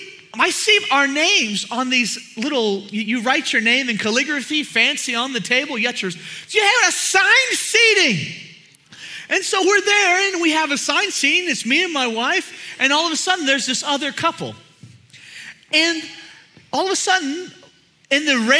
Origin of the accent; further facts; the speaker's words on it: Houston, Texas, United States; I'm from Houston area